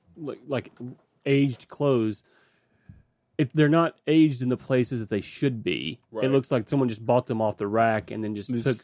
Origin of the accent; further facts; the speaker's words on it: the South, United States; accent: Southern; We're from the South, if you couldn't tell by the accents.